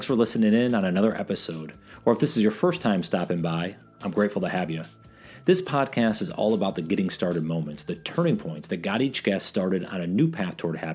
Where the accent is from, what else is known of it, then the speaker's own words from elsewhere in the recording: Endicott, New York, United States; IBM originated in my hometown of Endicott, New York.